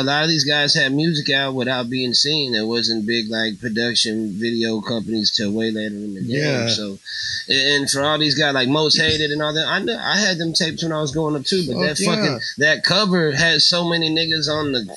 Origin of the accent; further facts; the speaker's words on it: Houston, Texas, United States; I'm from the East Side